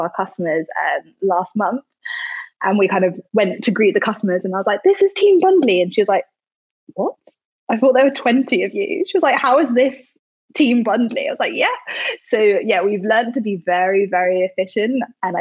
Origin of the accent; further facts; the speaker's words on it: London, United Kingdom; also born or lived in Manchester; So I started the business in Manchester, but now I'm based in London. It's my hometown.